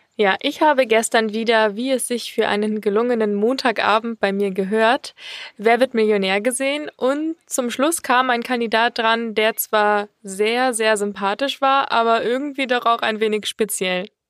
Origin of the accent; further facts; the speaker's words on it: Munich, Bavaria, Germany; wir kommen ja auch aus München